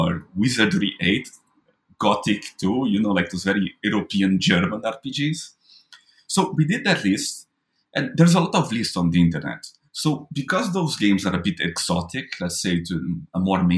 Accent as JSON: {"language": "English", "country": "Brazil", "tie": "born or raised there", "said": "as a Brazilian, when I was growing up in Brazil"}